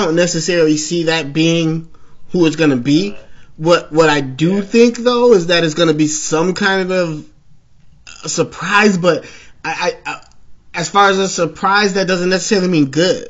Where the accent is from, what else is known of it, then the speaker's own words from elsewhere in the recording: Chicago, Illinois, United States; I'm a Chicagoan to Chicagoan.